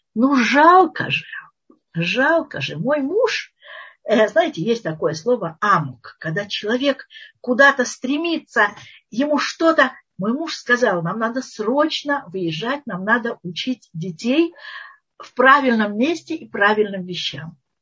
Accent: Moscow, Russia; moved away as an adult; now in Israel; мы москвичи

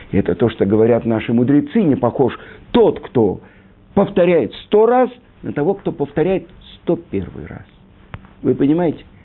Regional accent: Russia; born there; Я родился в России, где-то там, э, учил научный атеизм, марксизм, ленинизм, э, я не знаю, историю партии.

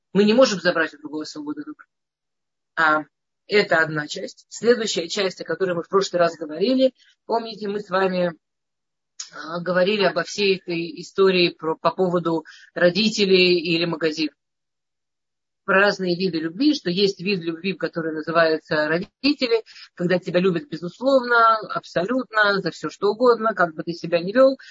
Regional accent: Moscow, Russia; я из Москвы

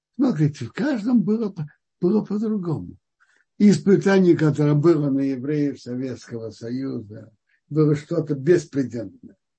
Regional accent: Kazan, Tatarstan, Russia; я родился в Казани уже у папы с мамой, с отцом, которые соблюдали

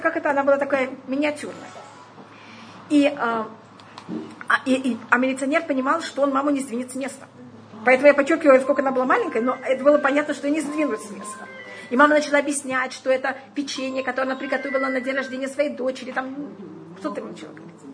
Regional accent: Tashkent, Uzbekistan; я уже родилась в Ташкенте

